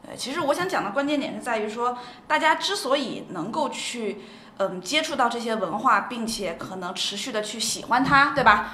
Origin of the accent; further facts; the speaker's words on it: Shenzhen, Guangdong, China; moved away; 我其实是在深圳长大的